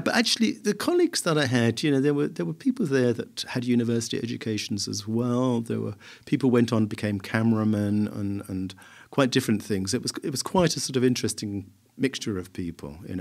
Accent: Southend-on-Sea, East of England, United Kingdom; my hometown, South End

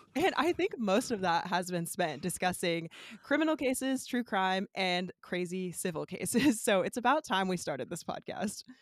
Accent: Central Valley, California, United States; moved away as an adult; now in Southern California, United States; I am from the Central Valley, but currently a law student in Southern California

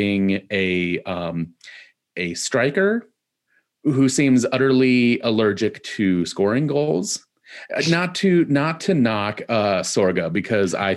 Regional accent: Midwest, United States; growing up in the Midwest

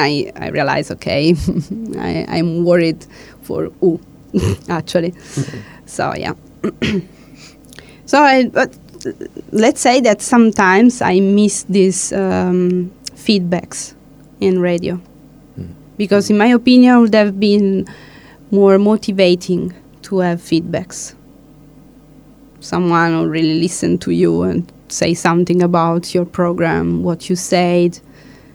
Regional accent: Italy; first language Italian; English is a second language; moved away as an adult

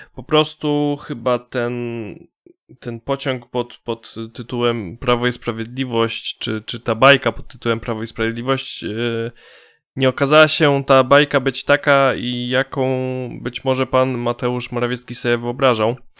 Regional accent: Poland

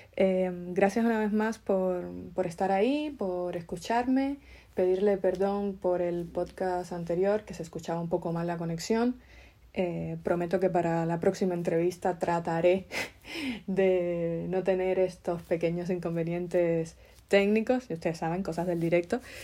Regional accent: Cuba; moved away; nosotros, mm, emigrantes que venimos de Cuba

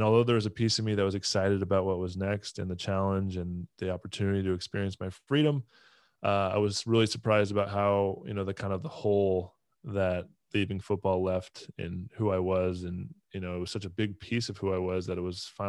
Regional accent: Southern California, United States; moved away; also born or lived in Tampa; I grew up in Southern California

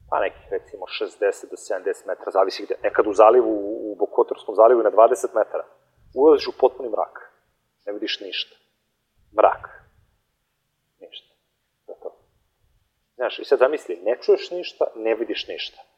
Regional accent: Montenegro; kod nas u Crnoj Gori

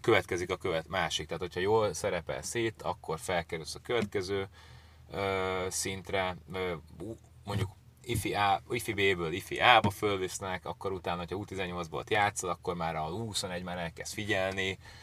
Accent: Budapest, Hungary; moved away as an adult; also born or lived in England; én Akvinkumon nőttem fel

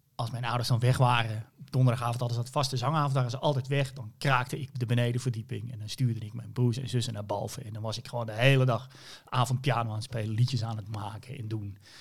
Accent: Hoorn, North Holland, Netherlands; ik kom uit Horen, daar ben ik geboren

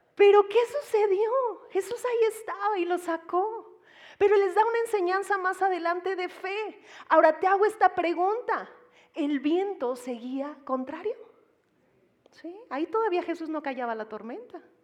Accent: Mexico; Como mexicanos

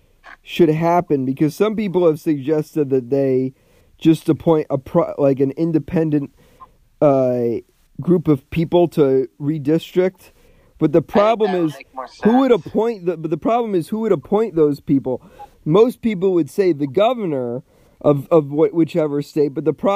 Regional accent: New York, United States; I'm from New York.

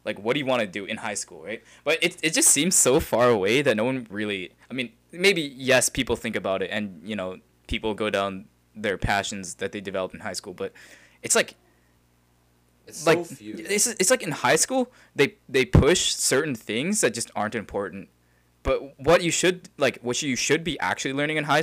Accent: Calgary, Alberta, Canada; we're from Calgary, so a lot of people are like, yes, I want to do engineering, I want to work in oil and gas

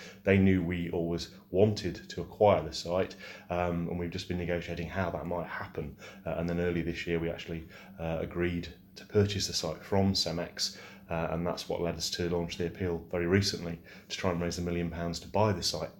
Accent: Arnold, East Midlands, United Kingdom; I'm from north of the city. I'm from Arnold

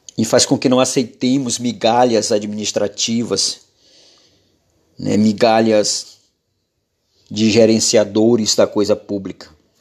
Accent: Araioses, Maranhão, Brazil; now in Paço do Lumiar, Brazil; Sou, sou natural de Araioses, do interior do povoado Canabrava, do município de Araioses, no Maranhão, ali. Nasci

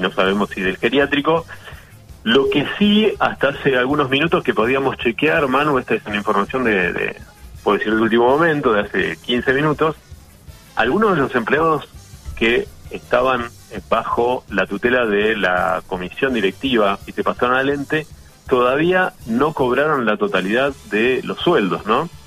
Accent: Argentina; como argentino

